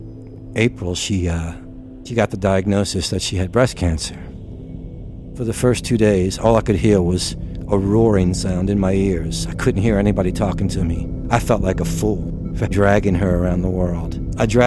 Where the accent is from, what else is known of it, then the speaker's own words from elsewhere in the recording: New Orleans, Louisiana, United States; I'm from New Orleans, Louisiana